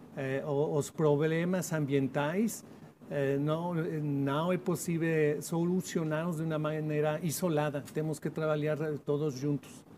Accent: Mexico; Portuguese is a second language; sou de México, é um país 66% de zonas semiáridas

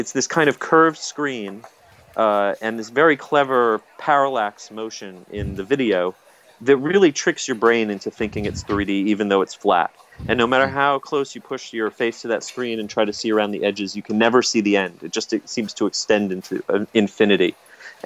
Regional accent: United States; as an American

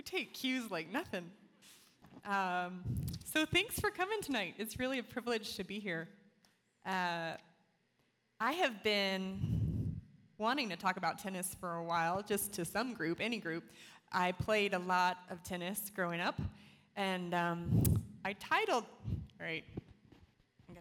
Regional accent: Florida, United States; I grew up in Florida, one of the most competitive states in the nation

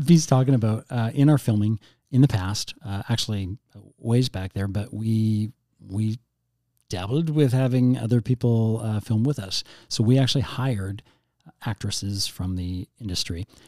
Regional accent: Canada; we're Canadian

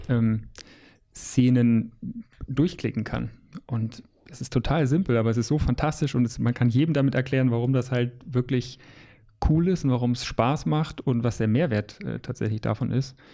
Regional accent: Lower Saxony, Germany; now in Hamburg, Germany; Ich bin ja auch Niedersachse eigentlich gebürtig

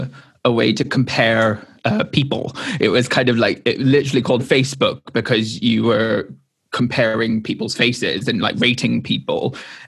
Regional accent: Hong Kong; and I was raised partially in Hong Kong.

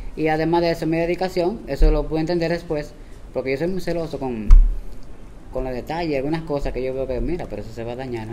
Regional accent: Bonao, Monseñor Nouel, Dominican Republic; moved away as an adult; also born or lived in San José de Ocoa; now in Santo Domingo, Dominican Republic; Nací en San José de Ocoa y me crié, como dicen los viejos, en Bonao.

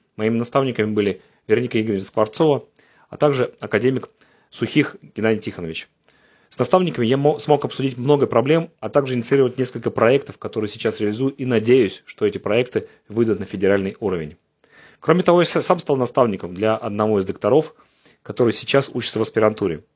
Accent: Saint Petersburg, Russia; я из Санкт-Петербурга

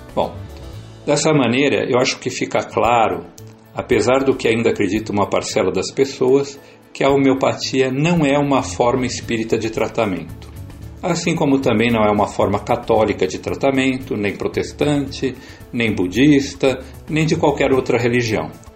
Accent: São Paulo, Brazil; Sou paulistano, mas de família francana

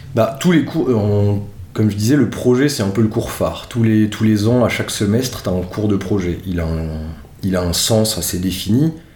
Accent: Strasbourg, Grand Est, France; je suis originaire de Strasbourg

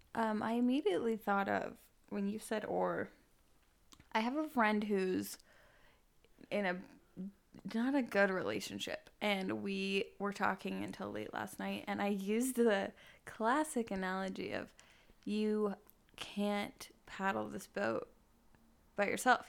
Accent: Bountiful, Utah, United States; moved away; I'm from Bountiful, Utah

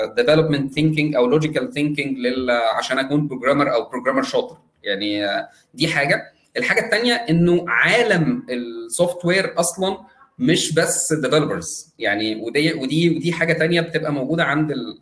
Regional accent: Egypt; عندنا في مصر

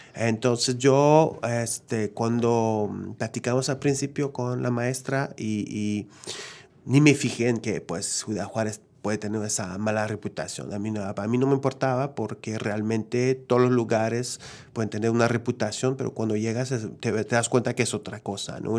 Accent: Quebec, Canada; yo soy de Quebec, ¿no? Que, que, la lengua principal es el francés

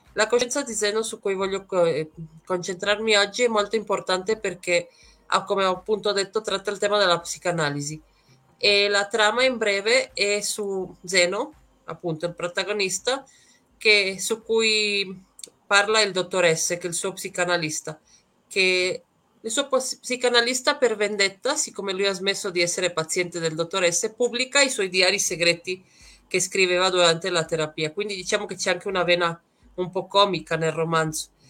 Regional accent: Trieste, Friuli-Venezia Giulia, Italy; moved away as an adult; now in Puebla, Mexico; vengo da Trieste, sono arrivata qui in Messico ormai nove anni fa

